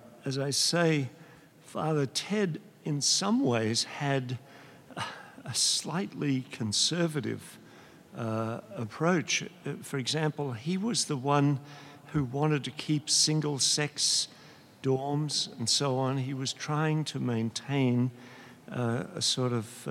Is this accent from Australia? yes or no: yes; Australia; moved away; I'm an Australian